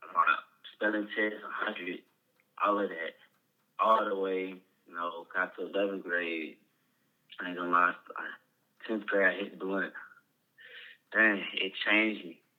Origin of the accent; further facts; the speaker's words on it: Rockdale, Georgia, United States; also born or lived in Fulton County, Georgia; I was growing up around Rockdale Summer High School